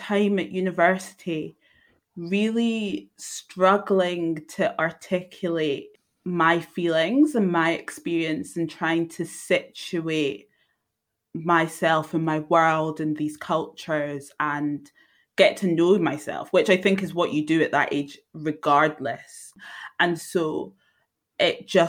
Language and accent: English; Edinburgh, Scotland, United Kingdom; born and raised in Edinburgh in Scotland